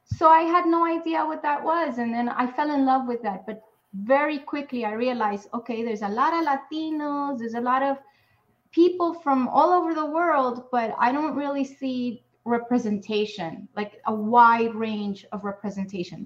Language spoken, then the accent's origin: English; New York City, New York, United States; I grew up in Spanish Harlem in New York City.